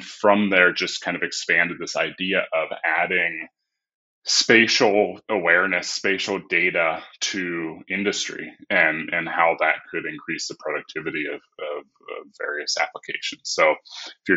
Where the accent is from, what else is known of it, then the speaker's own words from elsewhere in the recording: Ohio, United States; I am originally from Ohio. I grew up in a construction family